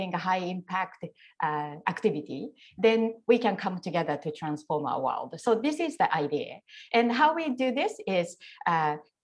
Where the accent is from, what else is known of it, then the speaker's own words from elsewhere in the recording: Japan; also born or lived in Tokyo; when I was young and I grew up in Japan